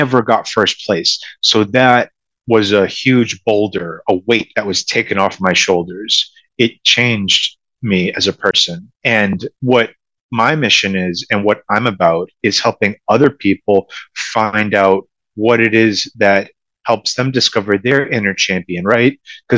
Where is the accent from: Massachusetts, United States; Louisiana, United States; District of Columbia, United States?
Massachusetts, United States; Boston; I am from the Boston area. I grew up in Massachusetts. I've lived here my whole life.